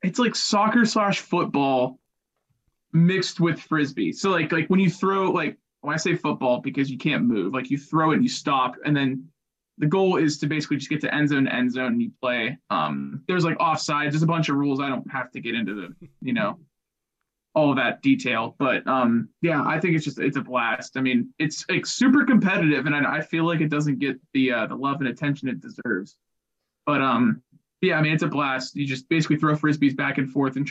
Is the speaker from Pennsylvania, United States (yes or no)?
yes; Pittsburgh, Pennsylvania, United States; I've been born and raised in Pittsburgh